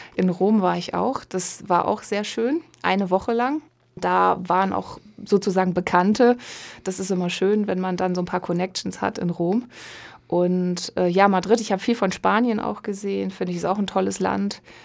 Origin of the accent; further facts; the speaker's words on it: Osnabrück, Lower Saxony, Germany; Ich komme gebürtig aus Osnabrück